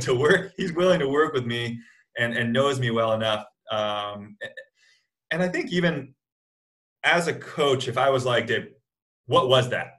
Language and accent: English; United States; an American athlete